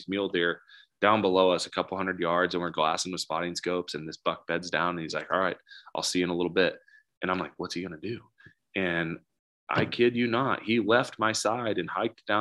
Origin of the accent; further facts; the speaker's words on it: Nebraska, United States; moved away; also born or lived in Wyoming; I'm from Nebraska